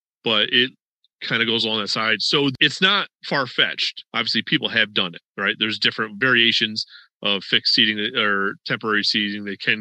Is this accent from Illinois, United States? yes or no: no; New York, United States; now in Florida, United States; I was from New York and you have your ties to New York.